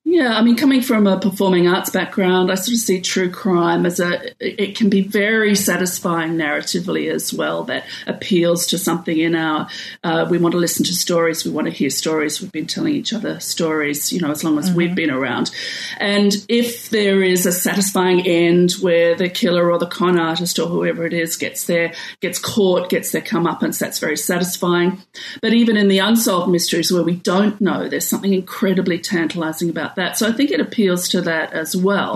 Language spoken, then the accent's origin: English; Australia; as an Australian